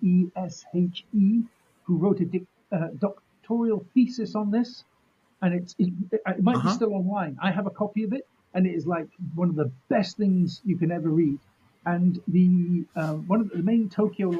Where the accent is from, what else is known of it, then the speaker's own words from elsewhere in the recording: United Kingdom; we're British